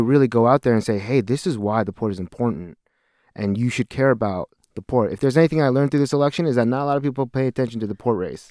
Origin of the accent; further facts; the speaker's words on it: Seattle, Washington, United States; moved away as an adult; I'm a lifelong Washingtonian.